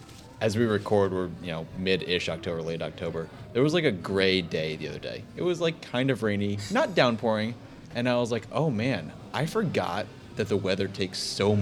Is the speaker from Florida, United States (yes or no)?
no; Mystic, Connecticut, United States; moved away as an adult; now in Charlotte, United States; I was born, raised, went to school, worked, lived in Connecticut.